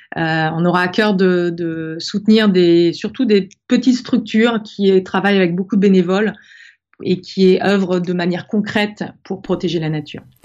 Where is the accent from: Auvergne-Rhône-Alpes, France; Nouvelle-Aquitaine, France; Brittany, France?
Brittany, France; je suis née en Bretagne, au bord de la mer, dans une famille où on adorait la mer